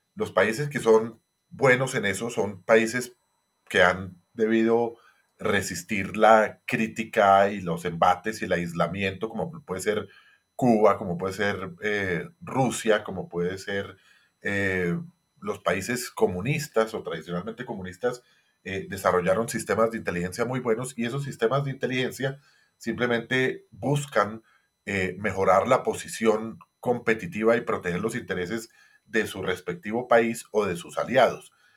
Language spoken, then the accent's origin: Spanish; Colombia; nosotros como colombianos